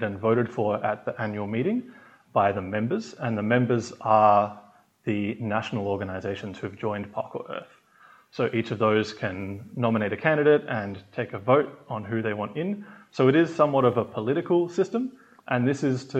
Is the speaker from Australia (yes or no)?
yes; Australia; moved away as an adult; now in Switzerland; I am from Australia, but I have just relocated to Switzerland